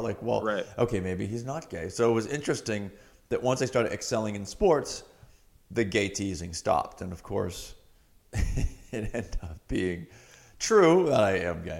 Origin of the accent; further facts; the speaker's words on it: Massachusetts, United States; Cape Cod, Massachusetts.